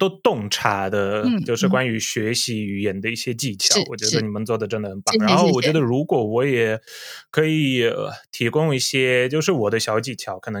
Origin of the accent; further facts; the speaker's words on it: Poland; Chinese is a second language; 各位朋友们，大家好，我是波兰 YouTuber